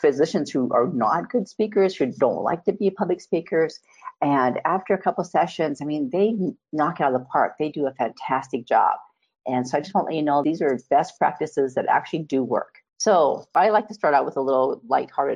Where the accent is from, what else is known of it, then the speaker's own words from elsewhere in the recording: Montana, United States; I was born and raised in Montana